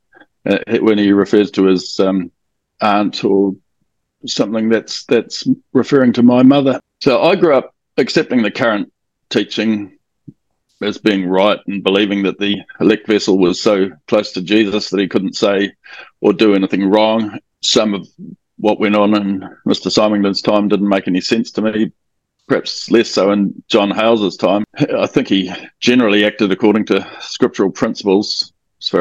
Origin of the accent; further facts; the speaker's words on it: Auckland, New Zealand; I'm from Auckland in New Zealand.